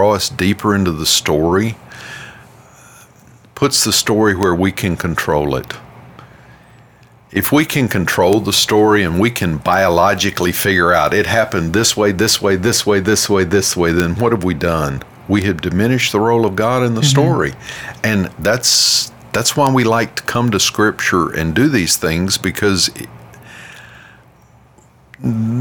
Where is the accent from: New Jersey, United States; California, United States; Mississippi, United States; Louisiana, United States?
Louisiana, United States; We're from Louisiana